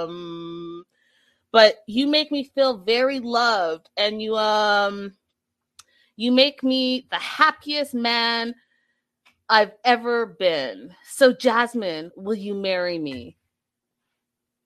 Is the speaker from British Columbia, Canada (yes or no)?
yes; Vancouver, British Columbia, Canada; I'm from Vancouver, where it rains, you know, 90% of the time.